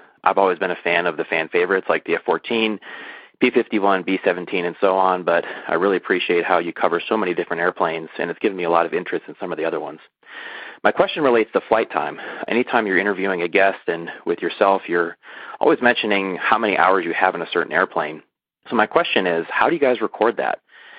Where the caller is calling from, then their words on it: Las Vegas, Nevada, United States; I'm calling you from Las Vegas, Nevada, nearby Nellis Air Force Base.